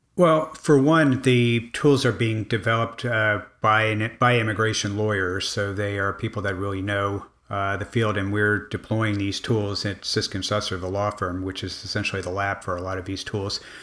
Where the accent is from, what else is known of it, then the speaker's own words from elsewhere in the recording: Miami, Florida, United States; I grew up in Miami